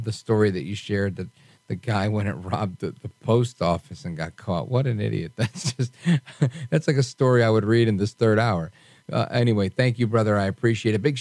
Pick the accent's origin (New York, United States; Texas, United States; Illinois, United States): New York, United States; New York City; I grew up in Brooklyn, New York